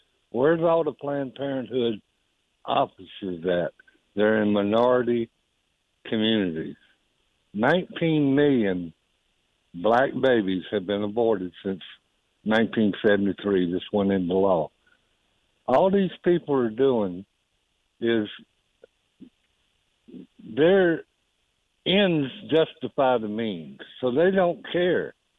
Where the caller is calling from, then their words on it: Hartsville, United States; from Hartsville. How you doing?